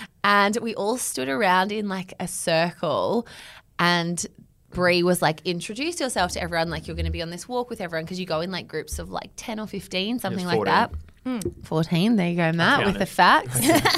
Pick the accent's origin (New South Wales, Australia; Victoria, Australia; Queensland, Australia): Victoria, Australia; Melbourne; I'm from Melbourne. I'm in Sydney for work